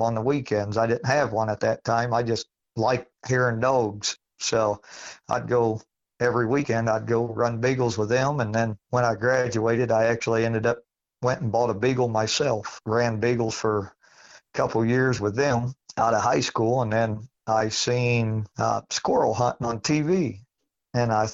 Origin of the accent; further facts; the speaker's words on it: Tiffin, Ohio, United States; now in Findlay, United States; I'm from Findlay, Ohio. I was born in Tiffin, Ohio, yeah, which is about 30 minutes east of me, and went to high school there